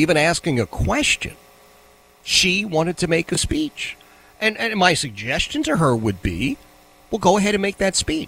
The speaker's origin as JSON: {"language": "English", "town": "Philadelphia", "region": "Pennsylvania", "country": "United States", "tie": "born or raised there", "moved": "yes", "said": "I grew up in Philadelphia"}